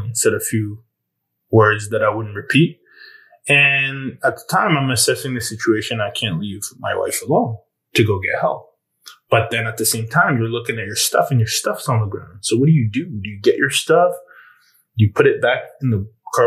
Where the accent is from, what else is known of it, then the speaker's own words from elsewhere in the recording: Normandy, France; I was born in Normandy and France